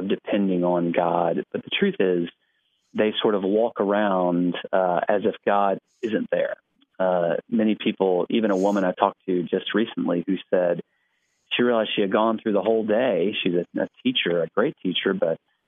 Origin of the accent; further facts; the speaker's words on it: Alabama, United States; moved away as an adult; now in Knoxville, United States; I grew up in Alabama, and my family continues to live mostly in Alabama